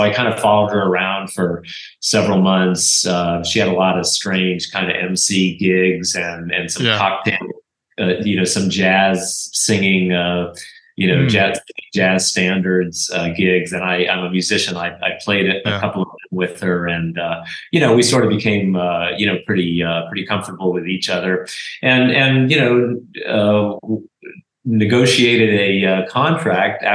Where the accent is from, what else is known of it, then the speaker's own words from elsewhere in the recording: San Francisco, California, United States; also born or lived in Marin County, California; I grew up in San Francisco and Marin